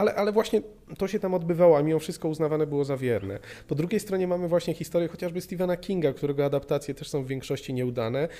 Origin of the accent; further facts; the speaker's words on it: Opole Voivodeship, Poland; U nas na Opolszczyźnie pamiętam, że fragmenty właśnie pilota Pirksa jako, jako jakaś le-, lektura uzupełniająca